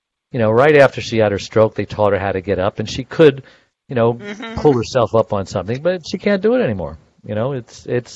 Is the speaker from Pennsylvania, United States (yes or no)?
no; New York City, New York, United States; accent: New York; I was born in Brooklyn. I could talk like that legally.